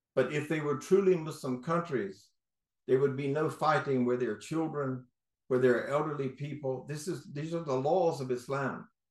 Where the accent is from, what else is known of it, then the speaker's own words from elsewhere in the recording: North Carolina, United States; now in Florida, United States; I'm from North Carolina, seven generation